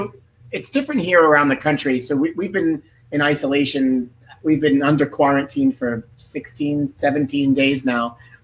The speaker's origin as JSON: {"language": "English", "region": "New York", "country": "United States", "said": "we're from New York."}